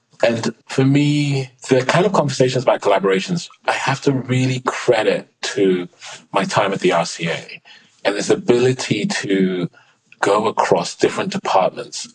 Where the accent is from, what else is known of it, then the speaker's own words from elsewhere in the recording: London, United Kingdom; growing up in London as a teenager